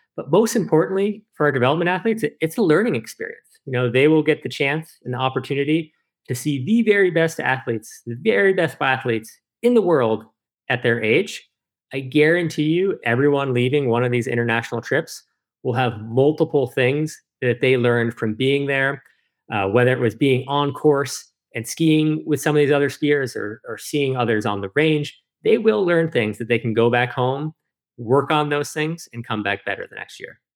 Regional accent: Lake Placid, New York, United States; I feel really fortunate to have grown up here in that community

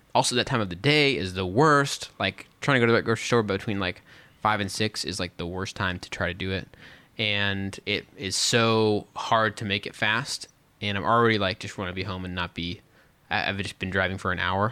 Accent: West Texas, United States; moved away; also born or lived in Dallas–Fort Worth area, Texas; I grew up out in West Texas

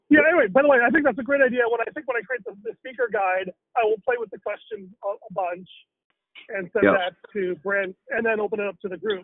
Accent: India; as an Indian, I am very used to having obedience without repentance.

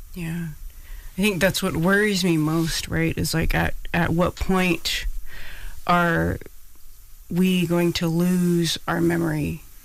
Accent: Pacific Northwest, United States; moved away as an adult; also born or lived in Bronx, New York; now in New York, United States; Because I'm Hawaiian, I grew up in the Pacific Northwest, and I'm here on the East Coast

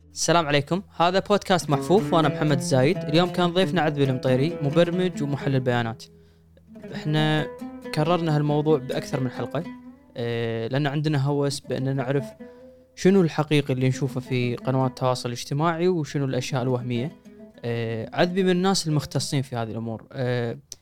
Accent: Kuwait; عندنا بالكويت

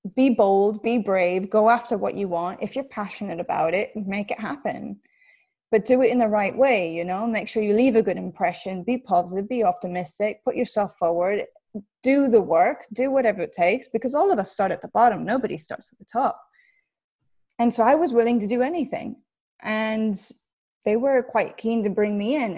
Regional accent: United States; moved away as an adult; being an American and not having a passport

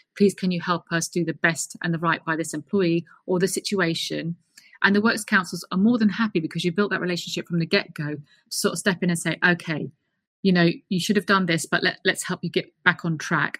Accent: London, United Kingdom; moved away as an adult; also born or lived in Colorado, United States / Washington, D.C., United States; I'm a Brit born and raised. I was raised in Clapham's in South London.

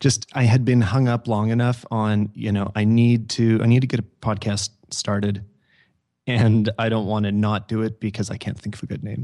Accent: Canada; I'm from Canada

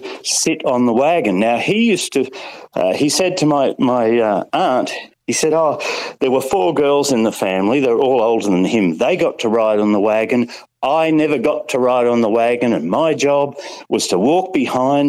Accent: Kingaroy, Queensland, Australia; I grew up in Kingaroy

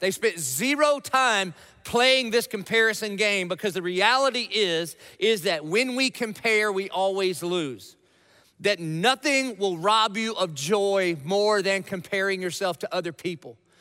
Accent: Dillon, South Carolina, United States; I grew up in Dillon, South Carolina

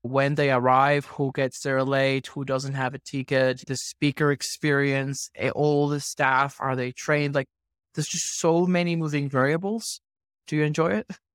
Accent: Venezuela; now in Australia; I grew up in Venezuela, and I migrated to Australia

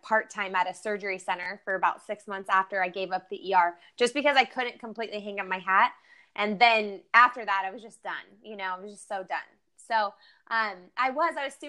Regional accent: Bakersfield, California, United States; I grew up in Bakersfield, California, which is like the Central Valley of California

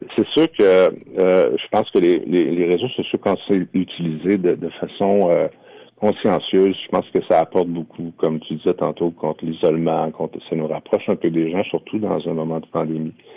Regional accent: Isle-aux-Coudres, Charlevoix, Quebec, Canada; now in Quebec City, Canada; je suis natif de l'île aux dans Charlevoix, mais euh, j'habite à Québec.

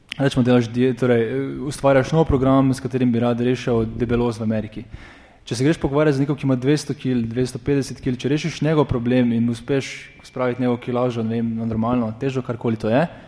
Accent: Maribor, Slovenia; iz Maribora

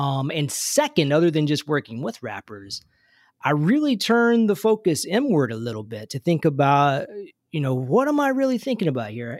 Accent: Kentucky, United States; I was growing up in Kentucky

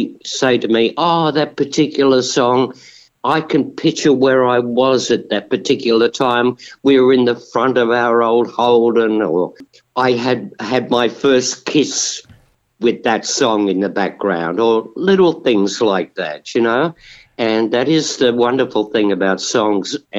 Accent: Kingaroy, Queensland, Australia; also born or lived in Ipswich, Queensland / Brisbane, Queensland; I was born in Kingaroy, which is a small country town in the South

